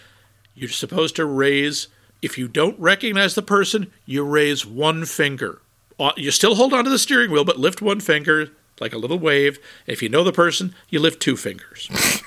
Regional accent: Northeast, United States; I'm from the Northeast. I'm from this not a heavy urban area

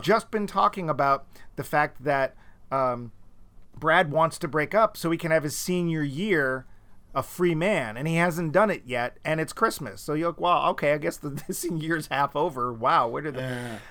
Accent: New England, United States; also born or lived in Florida; both of us are Northerners. We're both real mm. Yankees, i.e., we're from New England.

